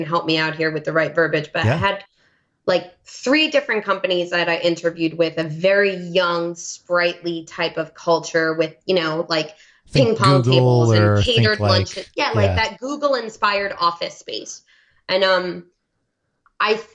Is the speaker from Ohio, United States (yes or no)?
no; New York, United States; accent: New York; now in New England, United States; I would start talking in my New York accent